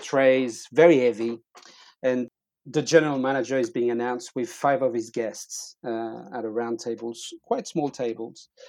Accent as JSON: {"language": "English", "country": "France", "moved": "as an adult", "said": "I'm from France."}